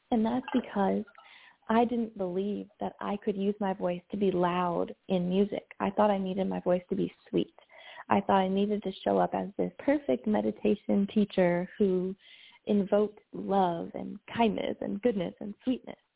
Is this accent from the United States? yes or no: yes; the South, United States; And I grew up in the South and I'll talk more about that later probably.